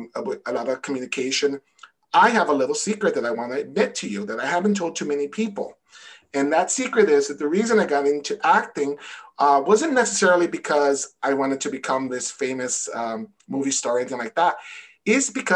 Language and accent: English; New York City, New York, United States; also born or lived in Connecticut; now in Massachusetts, United States; I'm from New York City